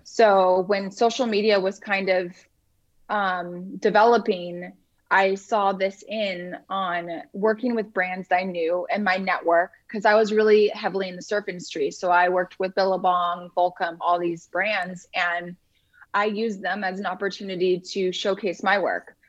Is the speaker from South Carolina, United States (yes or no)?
no; Huntington Beach, California, United States; moved away as an adult; now in Los Angeles, United States; i'm from orange county i okay. i grew up in surf city huntington beach